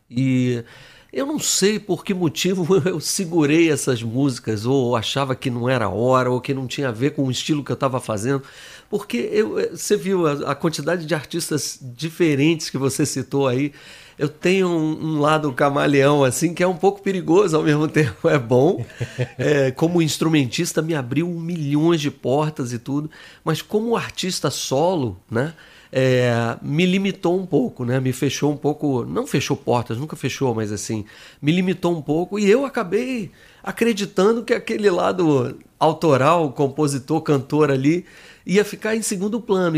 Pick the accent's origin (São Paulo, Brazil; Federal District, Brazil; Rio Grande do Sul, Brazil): Federal District, Brazil; Brasília; moved away as an adult; also born or lived in Rio de Janeiro; Em Brasília, que eu sou um carioca que cresceu lá